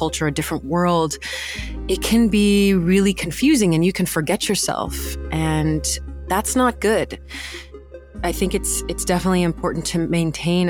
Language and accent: English; northeastern Arizona, United States; I grew up on the Navajo reservation in northeastern Arizona.